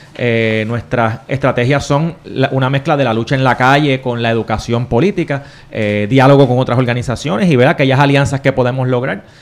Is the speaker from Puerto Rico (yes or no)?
yes; Caguas, Puerto Rico; yo soy de Cagua, yo estudié en la escuela Gautier Benítez